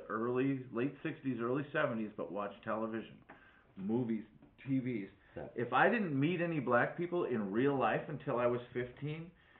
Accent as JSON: {"language": "English", "region": "Wisconsin", "country": "United States", "said": "I'm just going to mimic everyone else's speech patterns so I don't sound like I'm from Wisconsin."}